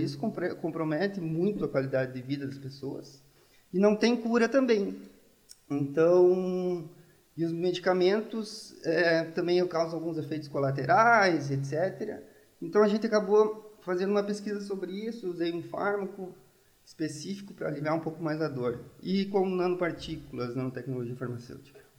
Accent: Santo Augusto, Rio Grande do Sul, Brazil; moved away as an adult; also born or lived in Palmeira das Missões, Brazil / Ireland / Italy / Pamplona, Spain; now in Coimbra, Portugal; Eu nasci em Palmeiras das Missões e no outro dia já estava em Santo Augusto

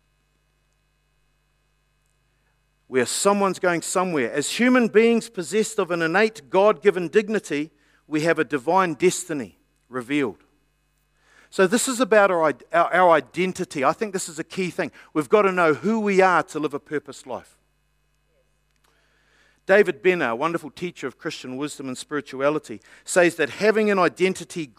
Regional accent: New Zealand; I'm a New Zealander

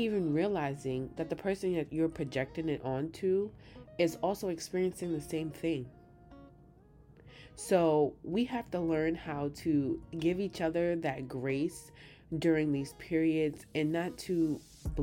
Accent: New York City, New York, United States; I'm from New York City, Queens to be exact

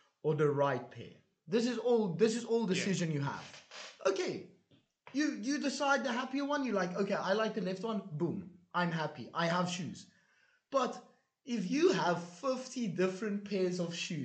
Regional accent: South Africa; moved away; also born or lived in Hungary; I came from South Africa

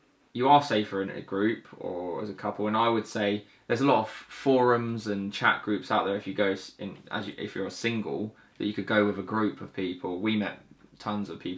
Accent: England, United Kingdom; We're from England

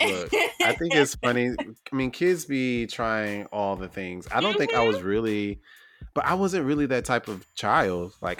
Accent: the South, United States; I'm from the South

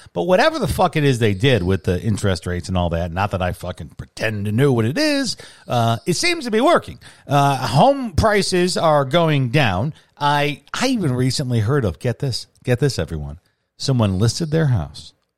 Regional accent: Midwest, United States; growing up in the Midwest, you think Disney and you think Orlando

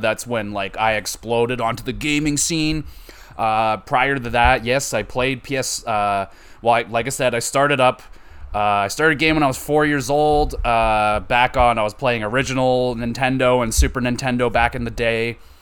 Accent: Canada; I'm Canadian, so we do a school trip to Ottawa

